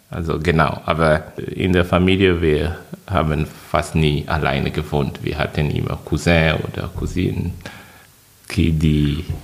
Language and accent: German; Côte d’Ivoire; Ich komme aus der Elfenbeinkiste. Elfenbeinküste. Genau, also auf der Karte von Afrika, das ist in Westafrika.